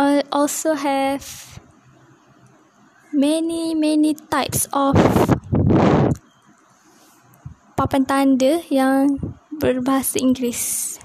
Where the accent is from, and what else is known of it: Malaysia; English is a second language